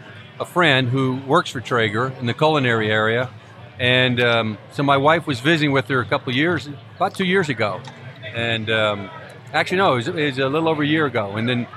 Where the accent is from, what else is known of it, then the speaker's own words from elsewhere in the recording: Georgia, United States; moved away as an adult; also born or lived in Utah; now in New Jersey, United States; I grew up in the South in Georgia, and then been in the East in New Jersey for the last 35 years.